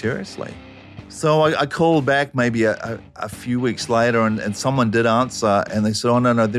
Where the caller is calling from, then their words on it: Auckland, New Zealand; I'm calling from Auckland in New Zealand.